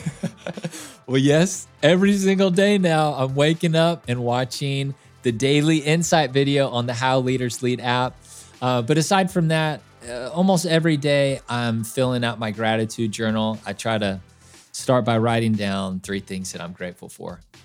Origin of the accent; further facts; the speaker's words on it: Kansas City, United States; I grew up in Kansas City